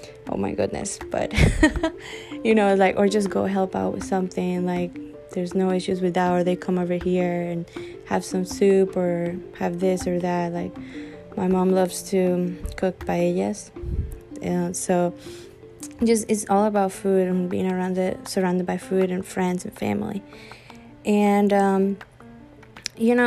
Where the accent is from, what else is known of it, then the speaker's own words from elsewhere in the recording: Venezuela; moved away; I'm from Venezuela